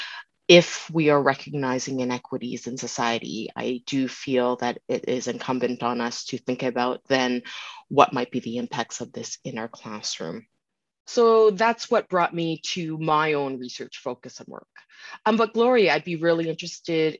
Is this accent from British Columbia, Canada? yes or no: yes; Vancouver, British Columbia, Canada; born and raised in Vancouver, Canada, and I am a woman of color